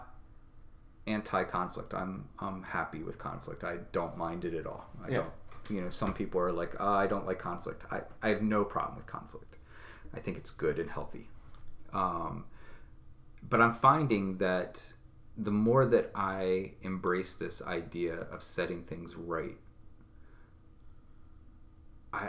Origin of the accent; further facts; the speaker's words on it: United States; me as an American, as a representative of this nation